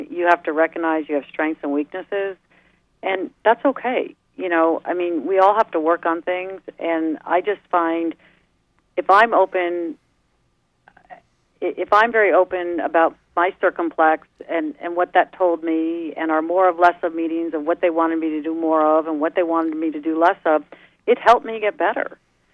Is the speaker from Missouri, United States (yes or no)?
no; New York, United States; moved away; also born or lived in East Coast; I'm a New Yorker, right, at heart